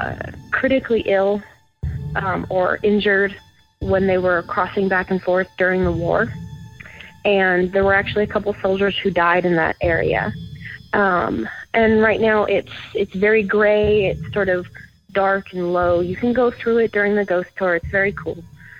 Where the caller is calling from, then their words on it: Burbank, California, United States; I'm calling from Burbank, California.